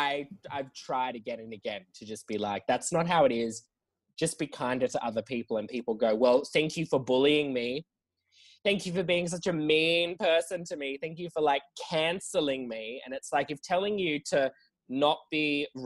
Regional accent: Canberra, Australian Capital Territory, Australia; now in Sydney, Australia; I'm from Canberra originally

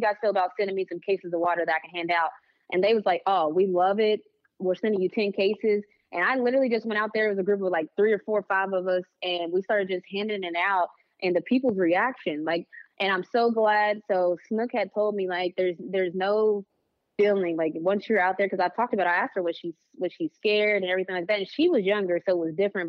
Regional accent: West Virginia, United States; now in Atlanta, United States; I'm homegrown. Like, I tell people all the time, like, "Yeah, I'm from West Virginia."

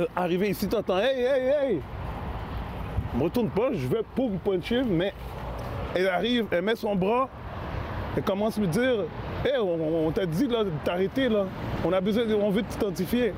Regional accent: Quebec, Canada; je viens de Saint-François.

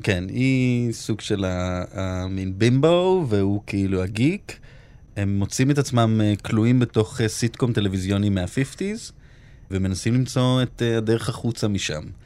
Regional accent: Holon, Tel Aviv District, Israel; moved away; נורא גדלתי באווירת אה, איך אני בורח מהר מהעיר הזאת וכמה שיותר רחוק

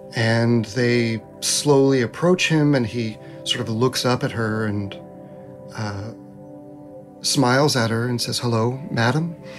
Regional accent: United States; We as Americans

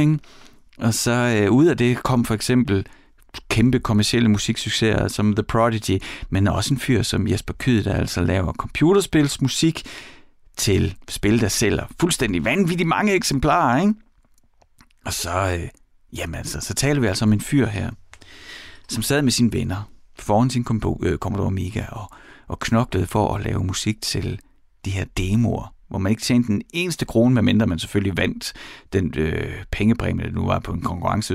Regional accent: East Jutland, Central Denmark Region, Denmark; accent: East Jutlandic; jeg er fra Østjylland

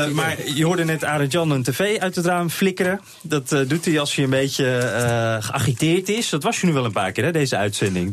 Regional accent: Netherlands; wij als Nederlanders

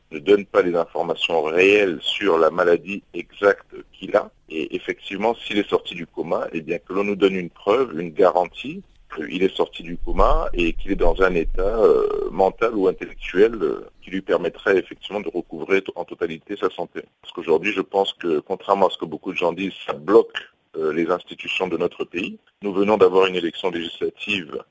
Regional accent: Gabon; nous sommes gabonais

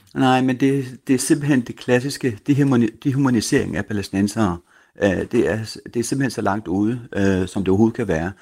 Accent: Denmark; dansker først og fremmest med palæstinensisk baggrund

